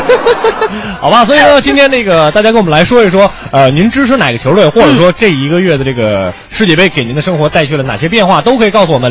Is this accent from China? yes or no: yes; Huairou, Beijing, China; 我昨天回家了嘛，嗯。说老家怀柔